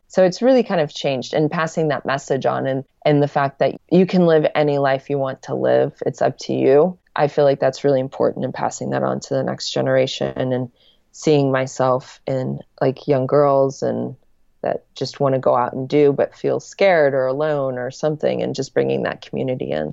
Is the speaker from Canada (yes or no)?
no; Lincoln, Nebraska, United States; moved away as an adult; also born or lived in Los Angeles; Back in my hometown um, in Lincoln, Nebraska